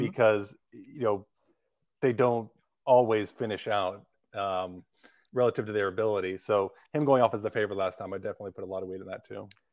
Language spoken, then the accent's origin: English; Livermore, California, United States; I'm, I'm from Livermore, California, which is right next to Pleasanton